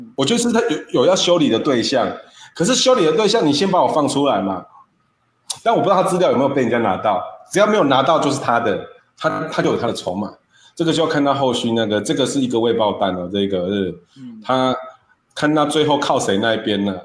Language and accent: Chinese; Taiwan; 我们台湾人这一种